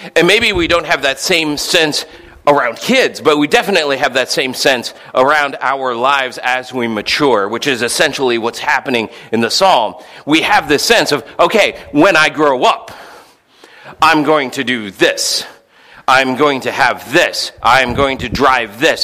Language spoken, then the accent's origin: English; St. Louis, Missouri, United States; I remember growing up in St. Louis